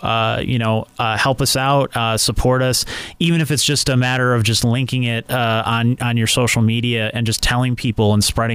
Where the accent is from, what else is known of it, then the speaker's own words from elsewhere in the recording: Scranton, Pennsylvania, United States; I was born and raised in Scranton. I'm a West Sider